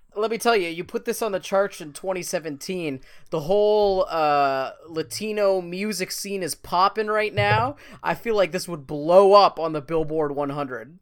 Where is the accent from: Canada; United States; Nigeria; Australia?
Canada; we're both from Canada